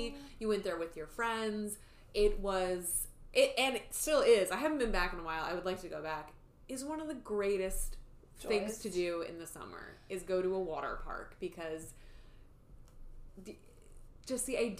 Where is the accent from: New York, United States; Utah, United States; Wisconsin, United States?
Wisconsin, United States; I grew up in Wisconsin